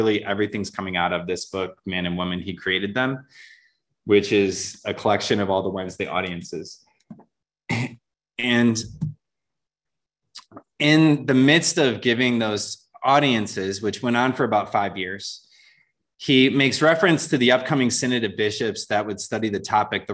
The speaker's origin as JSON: {"language": "English", "area": "just outside of Detroit", "region": "Michigan", "country": "United States", "tie": "born or raised there", "moved": "yes", "said": "grew up in Michigan, just outside of Detroit"}